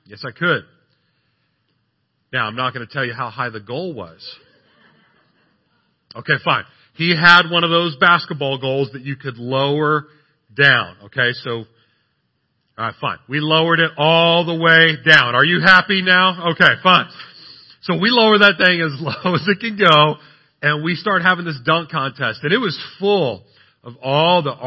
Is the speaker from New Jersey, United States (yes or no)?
no; San Antonio, Texas, United States; I'm from San Antonio